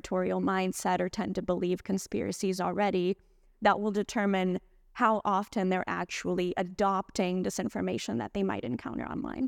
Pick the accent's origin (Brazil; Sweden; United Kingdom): Brazil; now in United States; I'm originally from Brazil